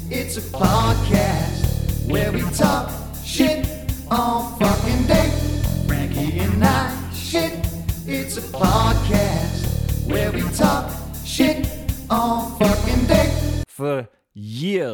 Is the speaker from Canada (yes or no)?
no; Scotland, United Kingdom; I'm Scottish